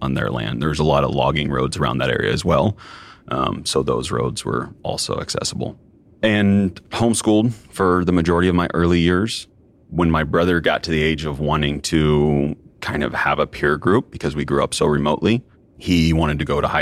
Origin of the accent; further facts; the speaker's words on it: Southern Oregon, United States; I grew up in Southern Oregon